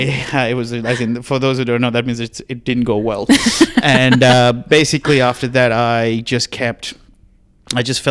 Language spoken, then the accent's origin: English; Sri Lanka; moved away as an adult; now in Australia; I'm originally from Sri Lanka and I moved to Australia when I was 19.